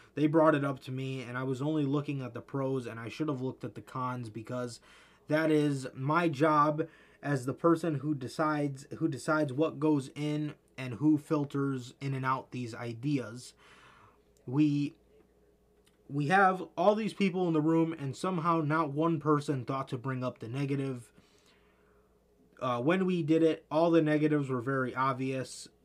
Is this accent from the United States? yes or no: yes; United States; I'm American